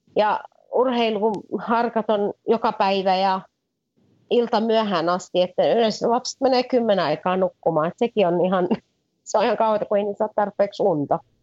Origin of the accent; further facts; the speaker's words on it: Finland; moved away as an adult; also born or lived in England; now in Cairo, Egypt; mä oon asunut Suomessa. Mä kävin peruskoulun Suomessa